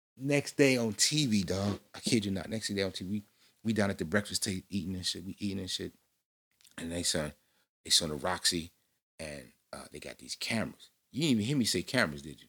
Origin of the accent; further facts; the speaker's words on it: Chicago, Illinois, United States; I'm fresh from Chicago South Side.